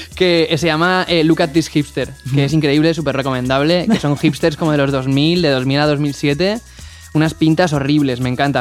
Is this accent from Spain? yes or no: yes; Valencia, Valencian Community, Spain; creciendo en España, yo en mi caso en Valencia